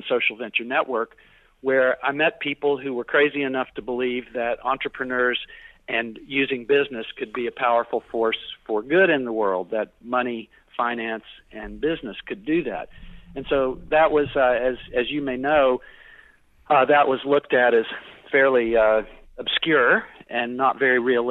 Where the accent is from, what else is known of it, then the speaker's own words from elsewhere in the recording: Chattanooga, Tennessee, United States; moved away as an adult; also born or lived in Cortes Island, British Columbia / Nashville; now in Vancouver, Canada; I am from Chattanooga, Tennessee